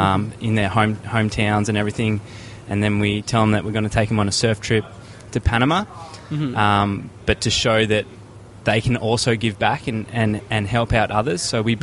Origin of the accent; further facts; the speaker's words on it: Australia; from Australia, here in Indianapolis, United States of America.